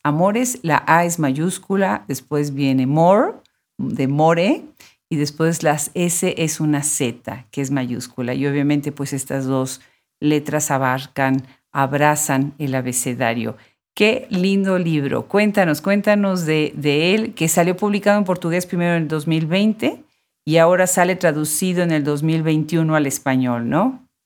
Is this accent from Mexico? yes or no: yes; Mexico; moved away; mi país natal, México